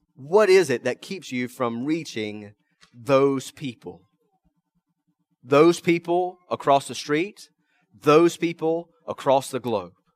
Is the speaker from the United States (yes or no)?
yes; American South, United States; first language English; I'm an American. I'm Southern by the grace of God